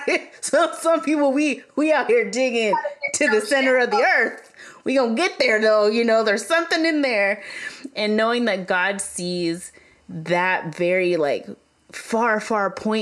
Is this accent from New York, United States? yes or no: no; Kentucky, United States; moved away; I grew up in Kentucky